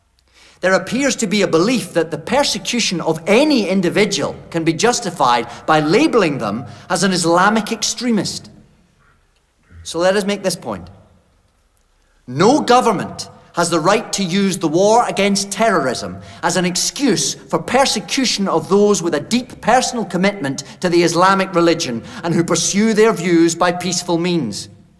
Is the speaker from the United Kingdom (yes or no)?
yes; Scotland, United Kingdom; Ladies and gentlemen, I'm a Scot and proud of my race.